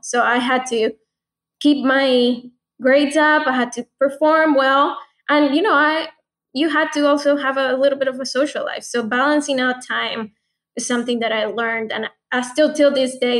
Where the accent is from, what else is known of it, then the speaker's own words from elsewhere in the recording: Bogotá, Colombia; moved away as an adult; now in Atlanta, United States; growing up in Colombia